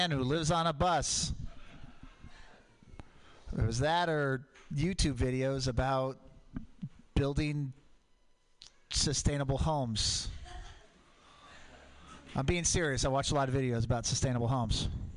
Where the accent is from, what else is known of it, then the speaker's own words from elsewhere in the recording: Portland, Oregon, United States; I grew up in Portland